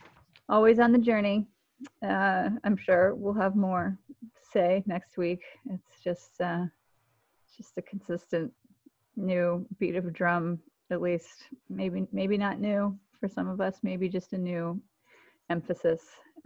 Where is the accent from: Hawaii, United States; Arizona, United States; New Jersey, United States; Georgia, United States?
Georgia, United States; Atlanta; Yes, Atlanta, Georgia, my hometown.